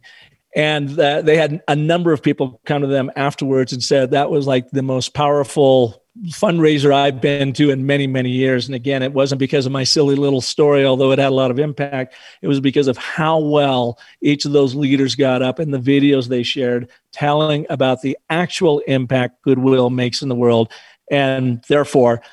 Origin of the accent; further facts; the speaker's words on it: Pacific Northwest, United States; also born or lived in northern Arizona; now in Arizona, United States; I grew up in the Pacific Northwest, and our babysitter was Stevens Pass